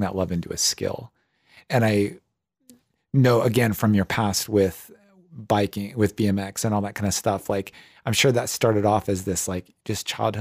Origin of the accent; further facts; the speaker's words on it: Ohio, United States; I grew up on a farm, and like I grew up in Ohio